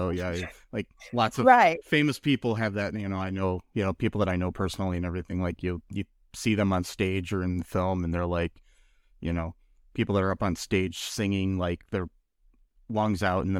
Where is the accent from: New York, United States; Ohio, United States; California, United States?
Ohio, United States; Toledo; I mean, I come from Toledo in Ohio, and Toledo's not necessarily that great of a city either.